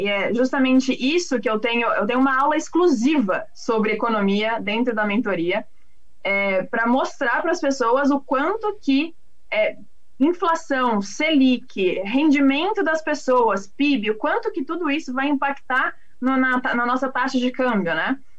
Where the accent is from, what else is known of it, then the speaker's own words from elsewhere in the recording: São Paulo, Brazil; Eu sou, sou da cidade, sou de São Paulo.